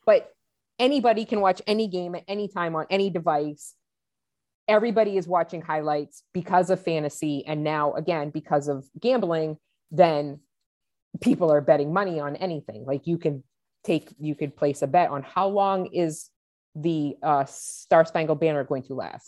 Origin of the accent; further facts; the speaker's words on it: New England, United States; I was born and raised in New England.